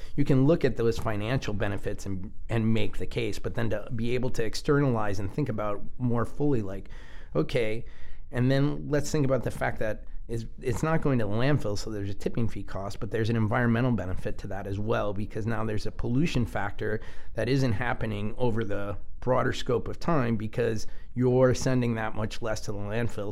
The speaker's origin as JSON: {"language": "English", "country": "United States", "said": "our american culture"}